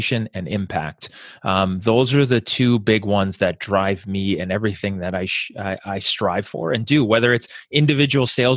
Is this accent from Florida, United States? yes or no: no; Bay Area, California, United States; So I grew up in the Bay Area in California